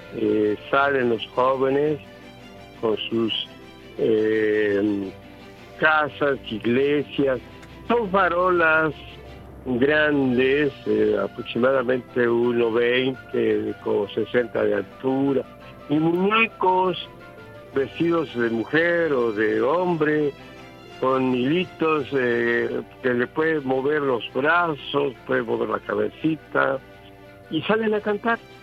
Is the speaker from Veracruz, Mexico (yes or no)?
yes; Papantla, Veracruz, Mexico; mi pueblo mágico, Papantla de Olarte